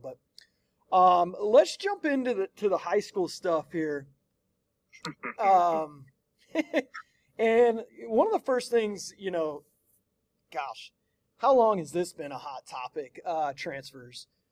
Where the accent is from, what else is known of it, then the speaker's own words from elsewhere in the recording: United States; where I grew up, right there on that Ohio West Virginia border